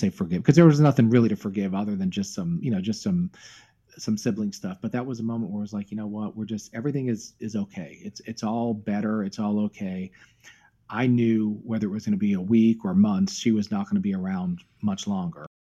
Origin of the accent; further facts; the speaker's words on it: Myrtle Beach, South Carolina, United States; moved away; she lived in Myrtle Beach, South Carolina, and that's where we spent our teenage years.